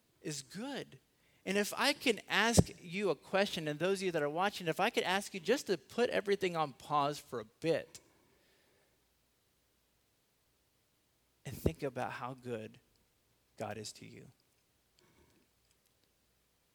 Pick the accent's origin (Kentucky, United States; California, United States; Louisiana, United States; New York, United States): California, United States; Los Angeles; also born or lived in South Carolina; now in Texas, United States; I was born in South Carolina, raised in Los Angeles, and somehow got stuck in Texas